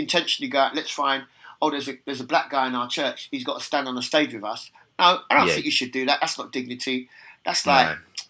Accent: England, United Kingdom; born there; accent: British; I have a British accent and I was born in England

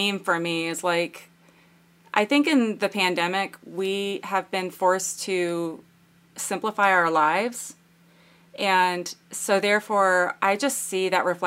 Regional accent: United States; I'm American

